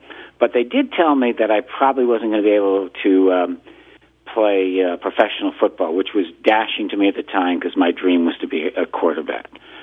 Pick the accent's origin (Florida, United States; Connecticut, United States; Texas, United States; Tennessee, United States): Connecticut, United States; Greenwich; I was born in 1950 in Greenwich, Connecticut, and I went to elementary school there